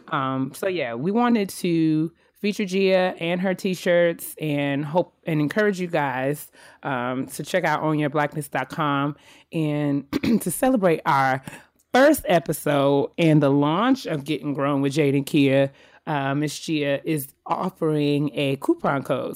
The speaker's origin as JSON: {"language": "English", "town": "White Plains", "region": "New York", "country": "United States", "tie": "born or raised there", "moved": "yes", "lives_now": "Silver Spring, United States", "said": "That's where I'm born. That's where I was raised"}